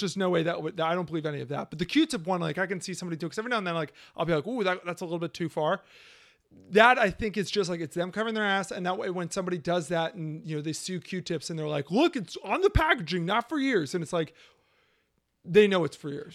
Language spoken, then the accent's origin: English; United States; I'm American